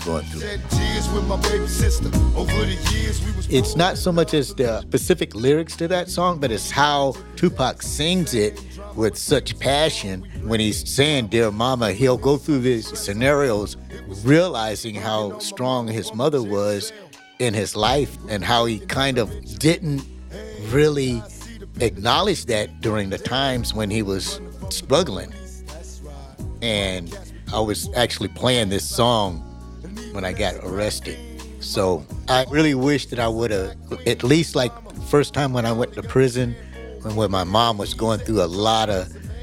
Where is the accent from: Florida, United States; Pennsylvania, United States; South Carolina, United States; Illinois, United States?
South Carolina, United States; Charleston; now in San Quentin, United States; I was born in Charleston, South Carolina